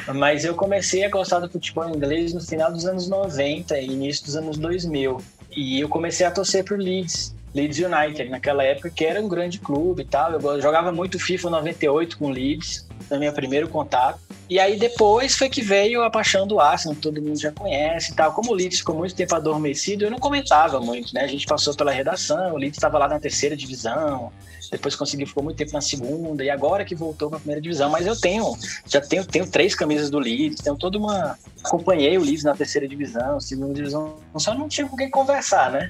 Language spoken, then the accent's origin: Portuguese; Fortaleza, Ceará, Brazil; sou de Fortaleza